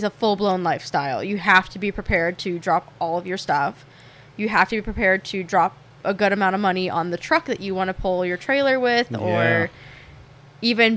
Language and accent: English; Anthem, Arizona, United States; also born or lived in Palm Springs, California / Anaheim, California / Cave Creek, Arizona; I have lived here since I was five